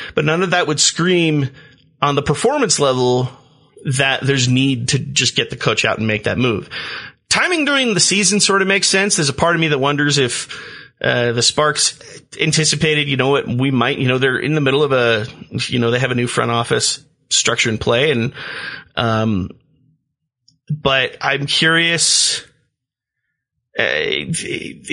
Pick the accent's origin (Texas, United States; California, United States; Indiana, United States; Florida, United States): California, United States; Los Angeles; my upbringing growing up in Los Angeles